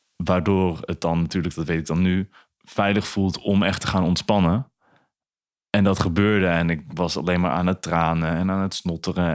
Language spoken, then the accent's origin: Dutch; Emmeloord, Flevoland, Netherlands; moved away as an adult; now in Zwolle, Netherlands; ik ben opgegroeid in Emmeloord